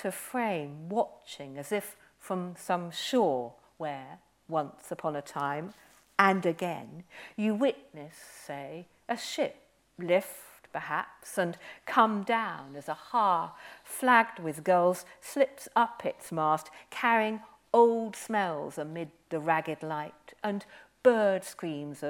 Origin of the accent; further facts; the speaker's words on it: Aberystwyth, Wales, United Kingdom; also born or lived in Herefordshire; I grew up by the Atlantic. I grew up in Aberystwyth